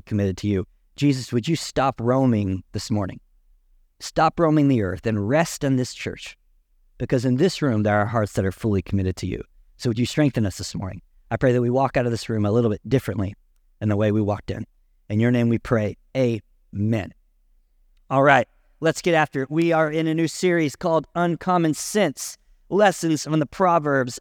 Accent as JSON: {"language": "English", "area": "Canadian County", "region": "Oklahoma", "country": "United States", "tie": "born or raised there", "said": "I was born and raised in Canadian County"}